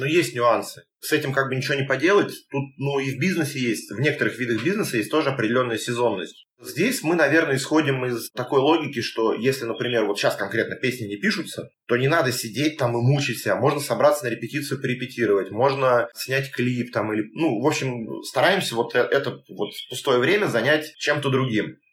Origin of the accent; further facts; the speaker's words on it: Moscow Oblast, Russia; мы там из Подмосковья